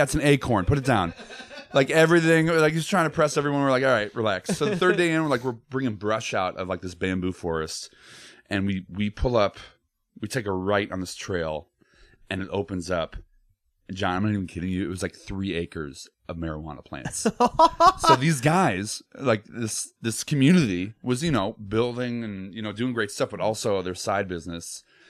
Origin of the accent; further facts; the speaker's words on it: Naperville, Illinois, United States; moved away as an adult; also born or lived in Chicago; now in Los Angeles, United States; Illinois, like Naperville.